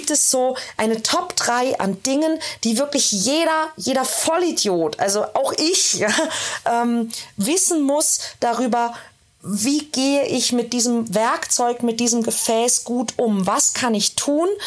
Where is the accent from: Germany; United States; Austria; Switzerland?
Austria; Ich komme aus Österreich, da ist die Wurstsemmel